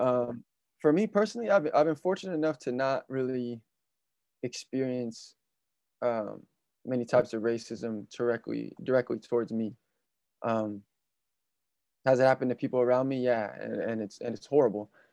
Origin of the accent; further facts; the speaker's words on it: Vallejo, California, United States; I'm still in my hometown of Vallejo, California